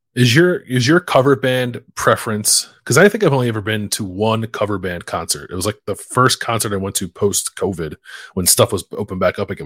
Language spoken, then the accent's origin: English; Philadelphia, Pennsylvania, United States; moved away; I have three guys that I grew up with in Philly